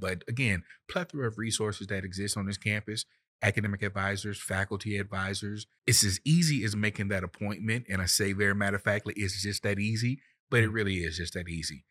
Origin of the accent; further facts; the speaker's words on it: Florida, United States; moved away; I'm from Florida, and down south, we make it very plain.